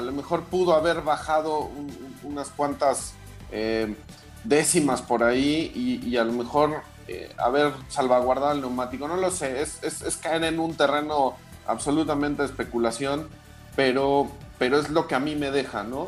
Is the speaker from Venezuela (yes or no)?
no; Mexico; como mexicano